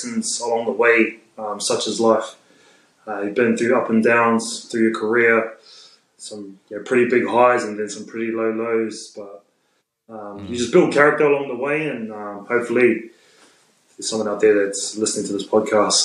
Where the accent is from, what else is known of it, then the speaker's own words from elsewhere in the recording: Pātea, Taranaki, New Zealand; moved away; also born or lived in Hāwera; Pātea, South Taranaki, that's where I grew up, in Pātea. I was born in Hauora